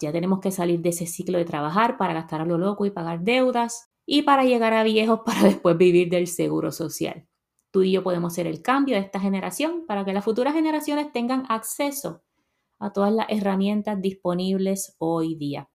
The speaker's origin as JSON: {"language": "Spanish", "country": "Puerto Rico", "moved": "as an adult", "lives_now": "United States", "said": "yo salí de Puerto Rico a los 26 años"}